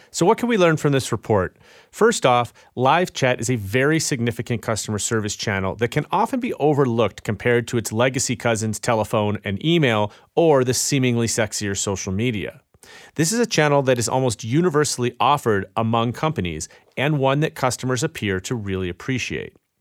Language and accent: English; Chicago, Illinois, United States; it was in my hometown of Chicago